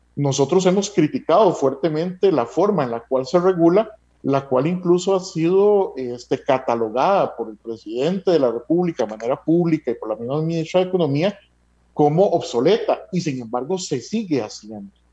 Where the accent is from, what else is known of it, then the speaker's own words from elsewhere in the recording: Costa Rica; como costarricenses